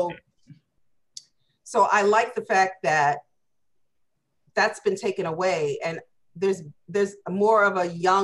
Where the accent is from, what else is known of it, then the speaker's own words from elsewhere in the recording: the South, United States; growing up in the South